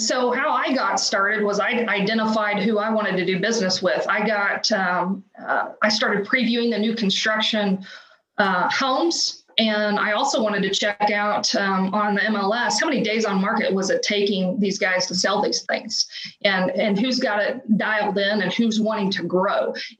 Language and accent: English; Oklahoma, United States; moved away; I'm a transplant from Oklahoma, so my sphere was zero.